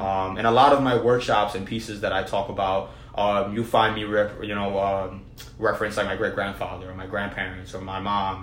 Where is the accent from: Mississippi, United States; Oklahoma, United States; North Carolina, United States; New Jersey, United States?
New Jersey, United States; I was born and raised in New Jersey